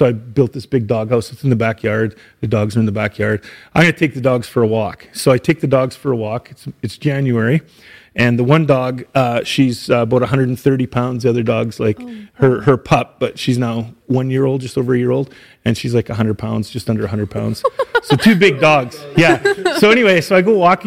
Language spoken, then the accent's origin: English; Saskatchewan, Canada; moved away as an adult; now in Edmonton, Canada; I grew up in Saskatchewan.